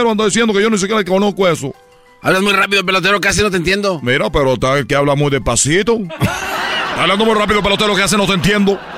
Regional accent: Cuba; Quiero platicarles que yo soy de Cuba. Porque en Cuba jugamos la pelota, así nos dicen los peloteros.

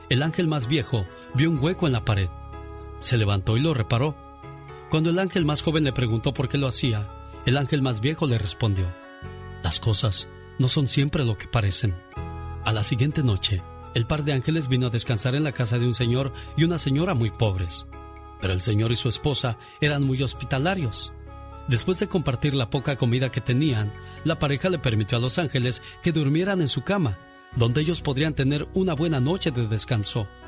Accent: San Nicolás de los Agustinos, Guanajuato, Mexico; moved away; Un día salí de San Nicolás de los Agustinos, Guanajuato. Pero San Nicolás de los Agustinos, Guanajuato, nunca salió de mí.

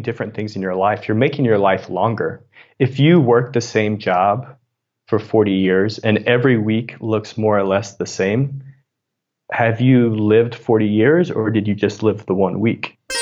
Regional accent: Southern Illinois, United States; moved away as an adult; also born or lived in Missouri / San Francisco; I grew up in Southern Illinois, and my dad was a coal miner

